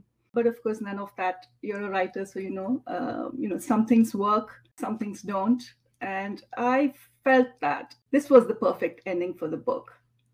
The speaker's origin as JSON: {"language": "English", "town": "Mangalore", "region": "Karnataka", "country": "India", "tie": "born or raised there", "moved": "as an adult", "lives_now": "Atlanta, United States", "said": "my hometown, Mangalore, India"}